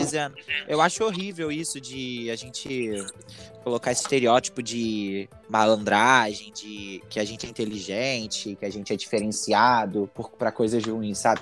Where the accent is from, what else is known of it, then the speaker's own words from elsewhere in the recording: Brazil; eu sou brasileiro